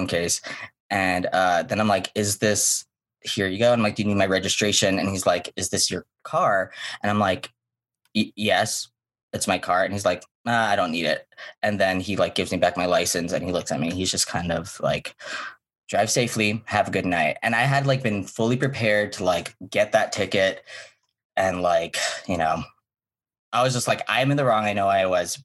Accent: Hawaii, United States; moved away; I'm from Hawaii

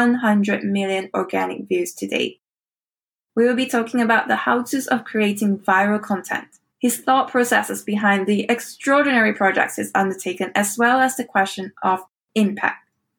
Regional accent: Kuching, Sarawak, Malaysia; Kuching, my hometown.

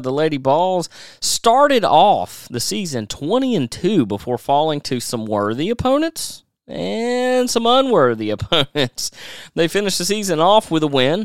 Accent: Nashville, Tennessee, United States; my hometown of Nashville

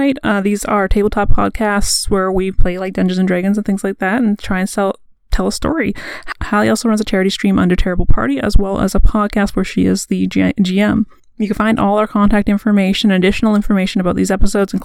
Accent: Canada; We're Canadian

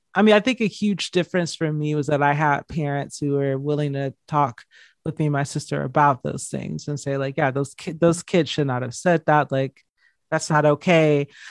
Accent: just outside of Atlanta, Georgia, United States; I grew up in just outside of Atlanta, Georgia

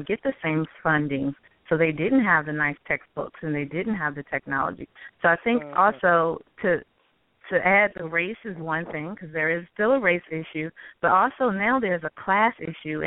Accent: Lynchburg, Virginia, United States; when I grew up in Lynchburg, Virginia

